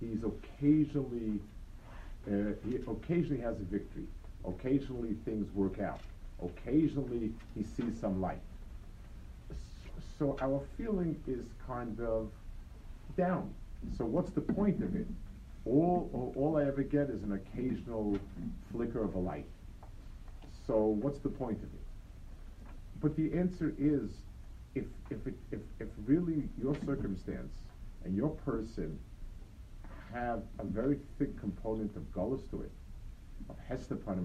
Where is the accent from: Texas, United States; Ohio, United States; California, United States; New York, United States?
New York, United States; New York City; Near where I grew up on the Lower East Side, so the yeshiva was two blocks away from my house